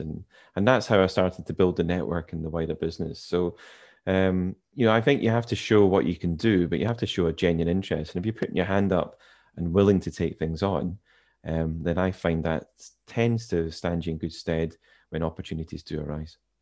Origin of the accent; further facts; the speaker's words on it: Inverness, Scotland, United Kingdom; now in Edinburgh, United Kingdom; I was born in Inverness, which for those who are familiar with Scotland's up in the Highlands